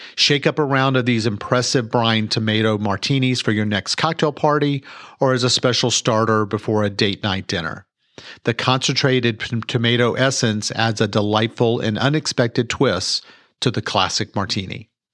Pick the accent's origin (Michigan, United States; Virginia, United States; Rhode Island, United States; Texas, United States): Texas, United States; Mansfield; I was born and raised here in Mansfield, Texas.